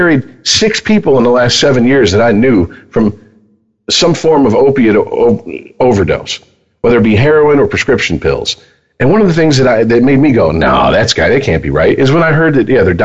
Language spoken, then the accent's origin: English; United States; we're American